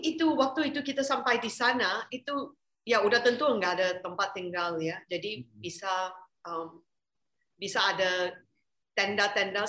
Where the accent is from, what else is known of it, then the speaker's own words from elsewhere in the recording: Malaysia; saya orang Malaysia